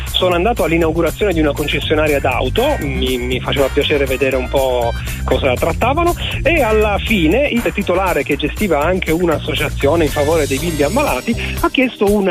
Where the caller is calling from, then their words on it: Pordenone, Friuli-Venezia Giulia, Italy; Vivo a ridosso di Pordenone, vi seguo dall'autoradio del camion per ora.